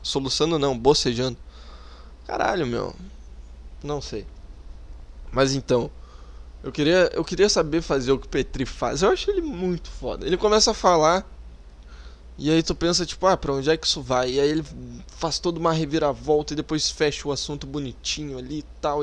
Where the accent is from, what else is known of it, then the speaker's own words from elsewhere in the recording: South Region, Brazil; accent: southern (sotaque do sul); Eu falo um pouco com sotaque do sul